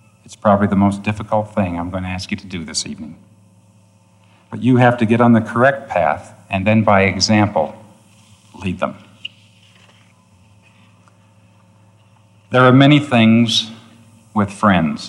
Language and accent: English; New York, United States; born or raised there